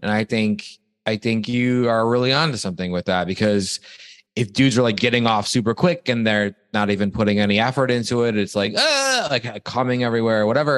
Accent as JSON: {"language": "English", "town": "Toledo", "region": "Ohio", "country": "United States", "tie": "born or raised there", "moved": "yes", "said": "I'm from a place called Toledo, Ohio, which is 40 minutes"}